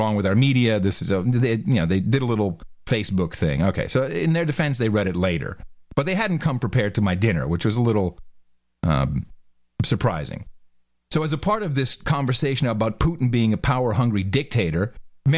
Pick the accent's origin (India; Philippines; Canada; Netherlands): Netherlands; now in Austin, United States; Mickey and I, you know, we grew up in the Netherlands.